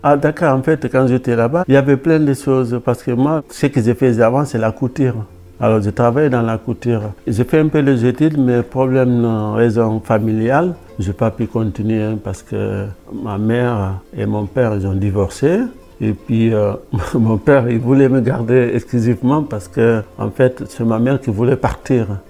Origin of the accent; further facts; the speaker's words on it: Dakar, Senegal; also born or lived in Paris, France / Pau, France; now in Saint-Jean-Pied-de-Port, France; Je viens de Dakar, même à la capitale. L'endroit qu'on appelle le plateau, c'est à 2 km du palais présidentiel. Je grandis là